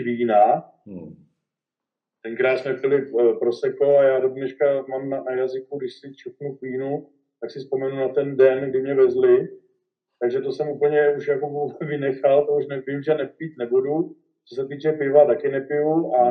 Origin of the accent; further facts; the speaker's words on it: Benátky nad Jizerou, Central Bohemian Region, Czechia; to už jsme se stěhovali z Benátek na Dizerou na Horka